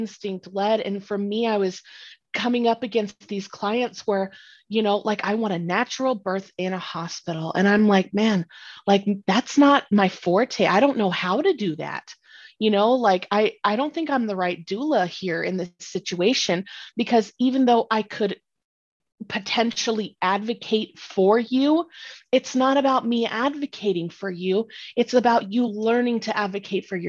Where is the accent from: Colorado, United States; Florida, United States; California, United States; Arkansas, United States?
Colorado, United States; Northern; I am from Northern Colorado